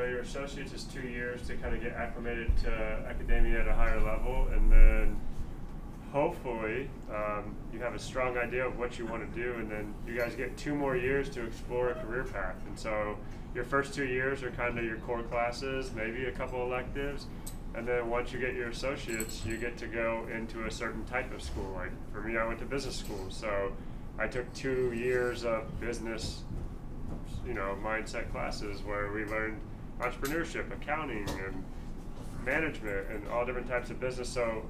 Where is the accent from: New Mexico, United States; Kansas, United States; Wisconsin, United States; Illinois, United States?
Kansas, United States; Lawrence; Growing up in Lawrence, guys, we talk about how it's a small college town.